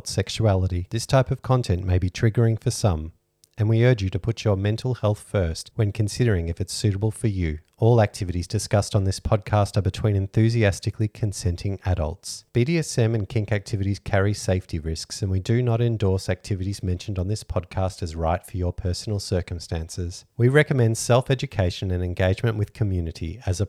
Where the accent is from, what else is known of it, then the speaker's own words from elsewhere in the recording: Australia; We're Australian